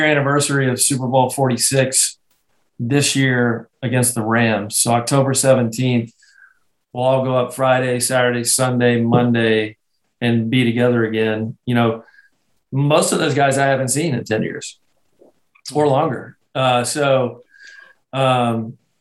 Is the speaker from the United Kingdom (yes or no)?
yes; Scotland, United Kingdom; moved away; I'm Scottish